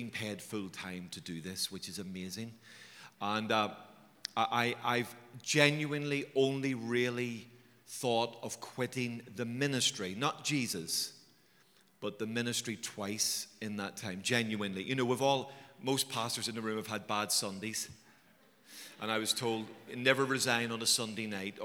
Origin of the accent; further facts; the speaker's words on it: Belfast, Northern Ireland, United Kingdom; I was raised in Belfast